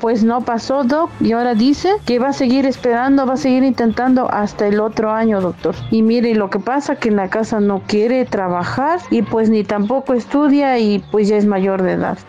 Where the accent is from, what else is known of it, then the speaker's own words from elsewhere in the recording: Tlaxiaco, Oaxaca, Mexico; soy de Tlajeaco, Oaxaca.